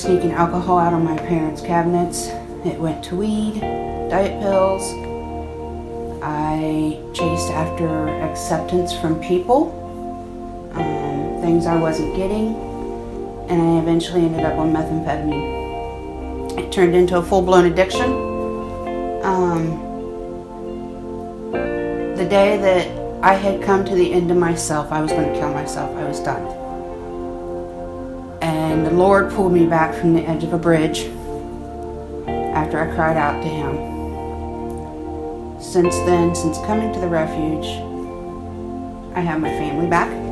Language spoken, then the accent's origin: English; Newark, United States; I am from Newark